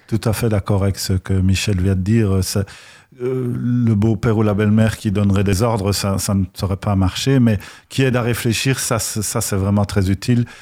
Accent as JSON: {"language": "French", "country": "Belgium", "tie": "born or raised there", "accent": "Belgian", "said": "à mon accent. Moi, je viens de Belgique"}